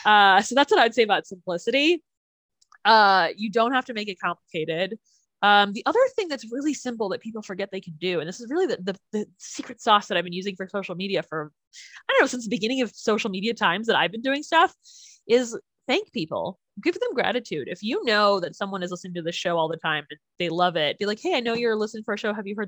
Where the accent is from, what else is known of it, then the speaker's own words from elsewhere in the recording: Chicago, Illinois, United States; I am from Chicago.